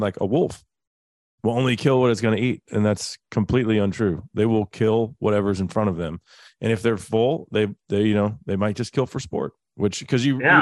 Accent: Dallas, Texas, United States; I grew up in Dallas

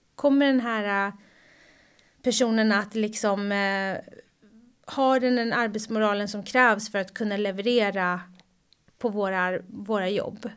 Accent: Sweden; moved away; also born or lived in United States; här hemma i Sverige

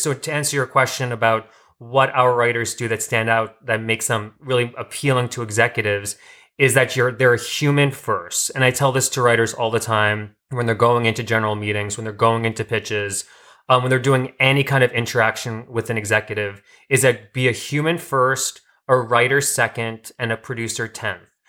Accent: New York, United States; moved away as an adult; now in Los Angeles, United States; I'm from New York, and I came out here t-, for acting.

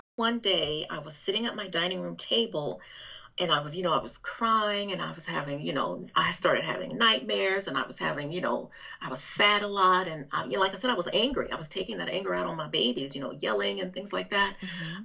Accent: Alabama, United States; accent: southern drawl; also born or lived in Texas; now in North Carolina, United States; I am originally from Alabama, but I've lived in Texas, and I'm in currently in North Carolina

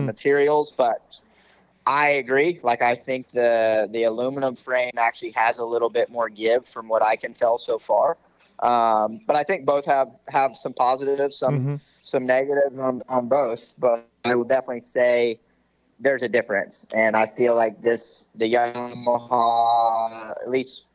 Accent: the South, United States; we're from the South

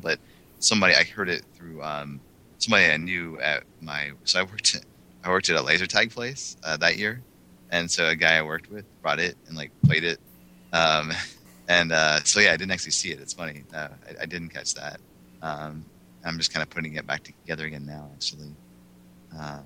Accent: Lexington, Kentucky, United States; moved away; also born or lived in Atlanta; I grew up in Lexington, Kentucky.

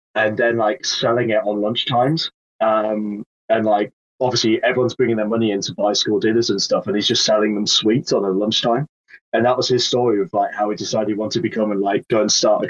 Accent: Sedgefield, North East England, United Kingdom; just out of Durham. So, actually, just around the Sedgefield area.

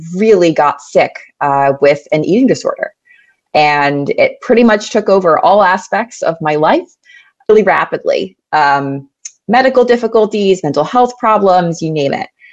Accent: New York City, New York, United States; I grew up in New York City. Uh, born and raised in Manhattan, New York

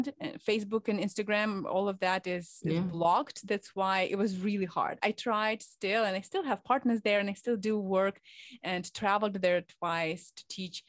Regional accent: Ukraine; accent: Eastern European; English is a second language; moved away as an adult; also born or lived in Murmansk, Russia; now in Minnesota, United States; Ukraine is my home, definitely not Russia

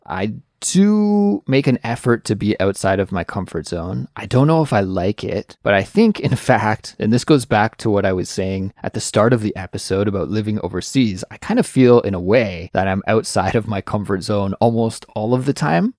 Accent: Canada; moved away as an adult; now in South Korea; I do live right now in Korea, even though I am Canadian

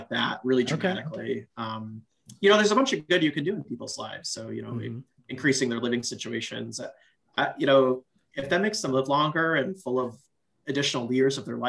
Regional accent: Chicago, Illinois, United States; I'm from Chicago and Chicago's a very heterogeneous place

